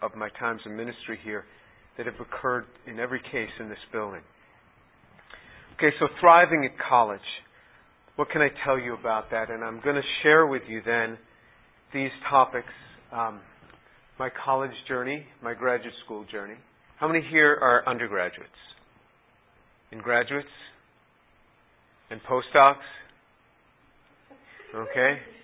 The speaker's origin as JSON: {"language": "English", "town": "New York City", "region": "New York", "country": "United States", "tie": "born or raised there", "said": "growing up in New York City"}